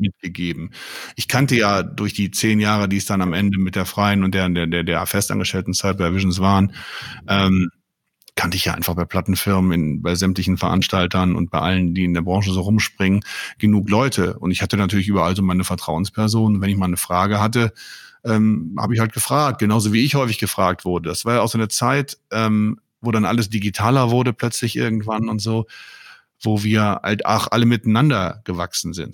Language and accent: German; Mönchengladbach, North Rhine-Westphalia, Germany; also born or lived in Münster; In meiner Heimatstadt Mönchengladbach